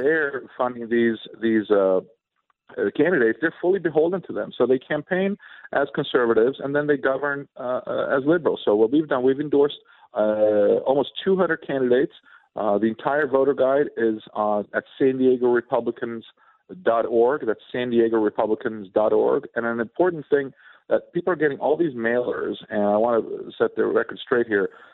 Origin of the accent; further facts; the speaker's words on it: Sweden; now in United States; I was born and raised in Sweden